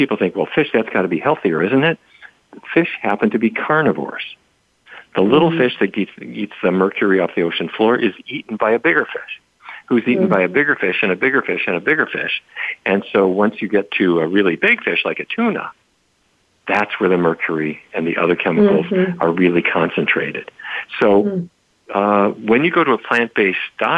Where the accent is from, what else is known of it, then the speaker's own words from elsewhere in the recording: Fargo, North Dakota, United States; When I was a kid growing up in Fargo